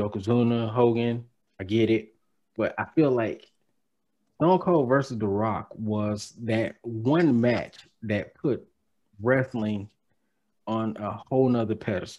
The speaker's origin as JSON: {"language": "English", "region": "Alabama", "country": "United States", "said": "But as a boy from Alabama"}